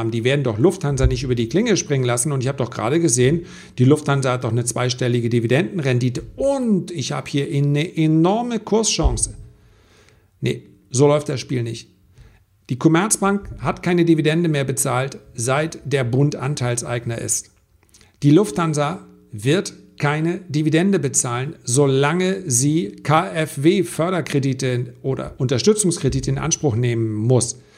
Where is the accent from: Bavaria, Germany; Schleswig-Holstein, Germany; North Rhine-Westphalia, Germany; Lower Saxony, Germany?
Schleswig-Holstein, Germany; Flensburg; in meiner Heimatstadt wurde im Übrigen abgelehnt, dass diese Touristen kommen. Die hätten wahnsinnig viel äh, Kapital auch mitgebracht, ja. 2500 Leute oder 3000 Leute, die sie auf so einem Kreuzfahrtschiff sind. Und dann kommen sie in so eine kleine Stadt, Hafenstadt wie Flensburg.